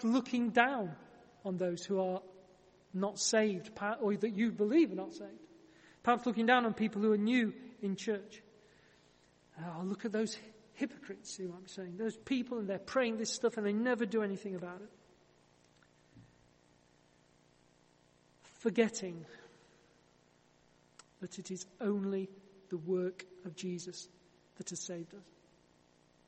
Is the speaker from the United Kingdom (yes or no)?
yes; Yorkshire and the Humber, United Kingdom